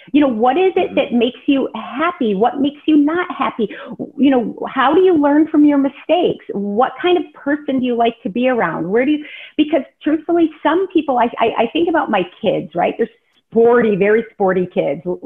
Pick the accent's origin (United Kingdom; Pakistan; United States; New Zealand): United States; Rockford, Illinois; also born or lived in Chicago, Illinois; I grew up in Rockford, Illinois, which is kind of small kind of town